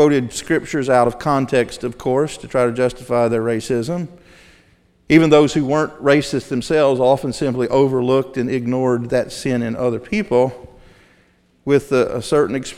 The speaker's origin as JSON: {"language": "English", "region": "the South", "country": "United States", "tie": "born or raised there", "said": "I grew up in Southern Baptist churches in the South"}